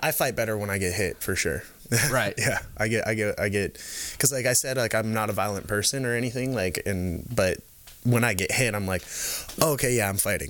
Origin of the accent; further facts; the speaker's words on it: the Bay Area, California, United States; moved away as an adult; also born or lived in Canada; I grew up in the Bay. Um, in California here